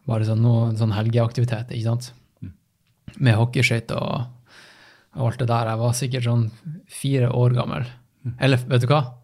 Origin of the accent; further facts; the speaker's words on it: Tromsø, Troms, Norway; moved away; also born or lived in Oslo; jeg vokste opp i Tromsdalen.